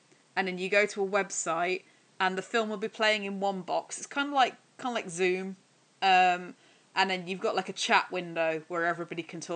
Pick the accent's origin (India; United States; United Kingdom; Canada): United Kingdom; Dudley, West Midlands; moved away as an adult; now in Nottingham, United Kingdom; I was in Dudley for 21 years